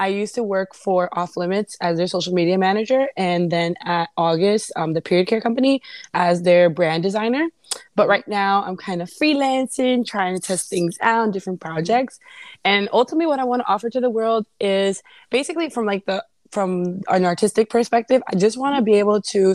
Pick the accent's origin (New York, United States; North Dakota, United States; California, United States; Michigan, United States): New York, United States; New York City; also born or lived in Brooklyn; now in New Jersey, United States; originally I was born in the Bronx